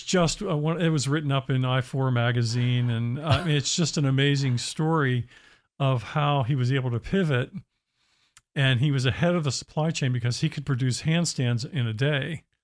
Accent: Pennsylvania, United States; I grew up in Pennsylvania

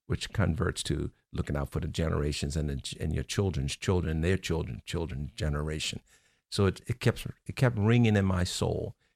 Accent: Baltimore, Maryland, United States; I grew up in Baltimore

